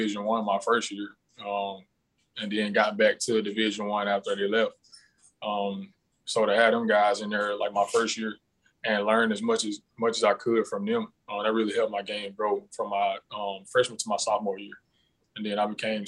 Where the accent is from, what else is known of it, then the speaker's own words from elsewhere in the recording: Goodwater, Alabama, United States; moved away as an adult; also born or lived in Kentucky; I come from Goodwater, Alabama, born and raised, maybe like 500-600 people in my town.